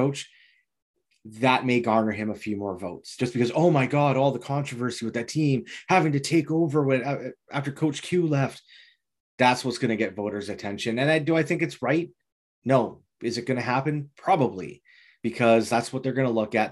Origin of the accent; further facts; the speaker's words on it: Vancouver, British Columbia, Canada; I would throw, you know, my hometown bias in there